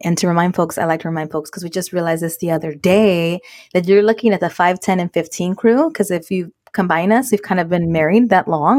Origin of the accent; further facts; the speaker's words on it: United States; Mexican American women